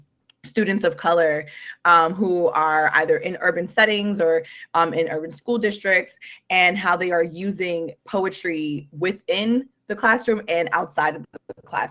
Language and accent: English; New York City, New York, United States; moved away as an adult; now in Amherst, United States; my time growing up in New York City, from the Bronx, born and raised.